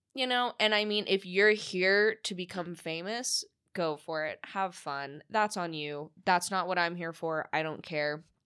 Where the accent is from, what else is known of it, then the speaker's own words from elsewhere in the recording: San Diego, California, United States; moved away as an adult; also born or lived in Los Angeles; now in Las Vegas, United States; I grew up predominantly in San Diego